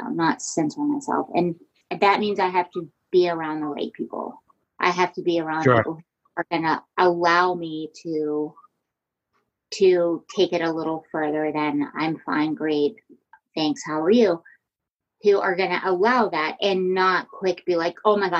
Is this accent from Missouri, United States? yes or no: no; Virginia, United States; I grew up in Virginia